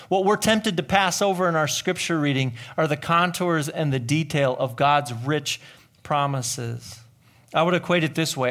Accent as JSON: {"language": "English", "town": "Pound", "region": "Wisconsin", "country": "United States", "tie": "born or raised there", "said": "the town I grew up, in the little town of Pound"}